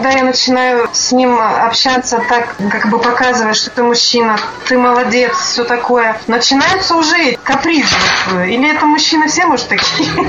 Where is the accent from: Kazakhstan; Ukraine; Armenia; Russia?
Kazakhstan; Я в Казахстане родилась, жила.